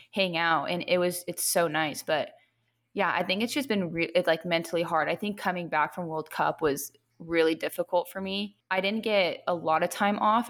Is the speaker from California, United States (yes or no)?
yes; Long Beach, California, United States; moved away as an adult; I'm from Long Beach, so I live pretty close to the beach